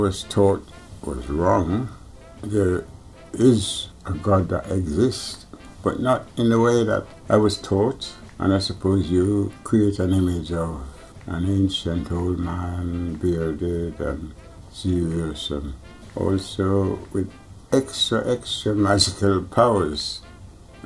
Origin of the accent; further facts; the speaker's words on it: Jamaica; now in London, United Kingdom; I was born in Jamaica